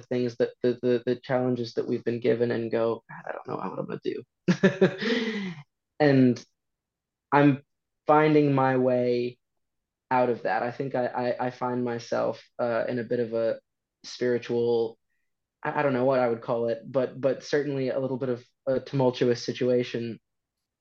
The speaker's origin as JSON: {"language": "English", "town": "St. Paul", "region": "Minnesota", "country": "United States", "tie": "born or raised there", "moved": "as an adult", "lives_now": "London, United Kingdom", "said": "I grew up primarily in the Twin Cities, primarily St. Paul"}